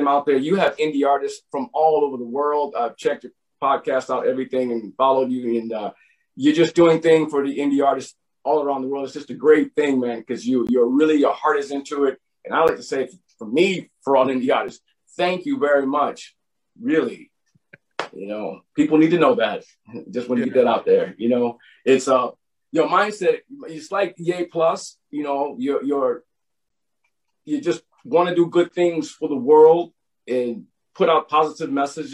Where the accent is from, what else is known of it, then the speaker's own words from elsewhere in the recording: United States; moved away; I'm from the States